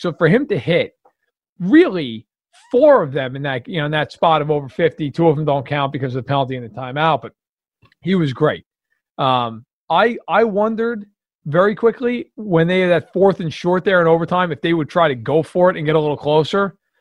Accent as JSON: {"language": "English", "region": "New York", "country": "United States", "tie": "born or raised there", "said": "I grew up in New York"}